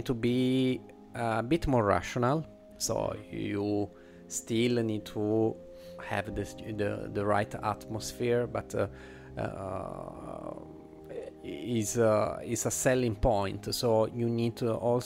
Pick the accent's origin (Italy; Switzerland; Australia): Italy; accent: Italian; English is a second language; my Italian accent is already strong